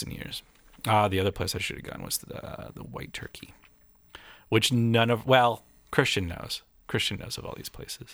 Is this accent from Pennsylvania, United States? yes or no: yes; Lake City, Pennsylvania, United States; born or raised there; moved away